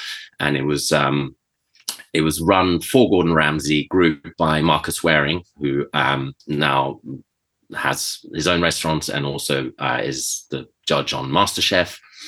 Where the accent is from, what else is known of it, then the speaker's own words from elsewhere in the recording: Venezuela; also born or lived in Switzerland; And so I was always around that growing up in Venezuela and in Switzerland.